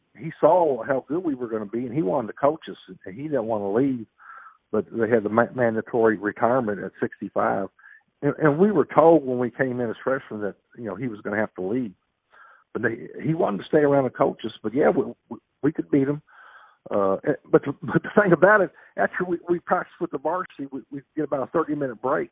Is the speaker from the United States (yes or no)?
yes; Jeffersonville, Indiana, United States; growing up in Indiana